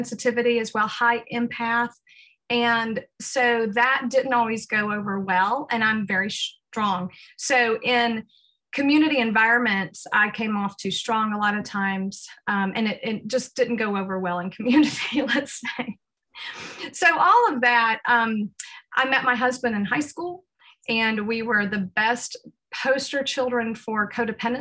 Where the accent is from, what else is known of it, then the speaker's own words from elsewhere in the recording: the South of the United States, United States; moved away as an adult; also born or lived in Uruguay; I was raised in the South of the United States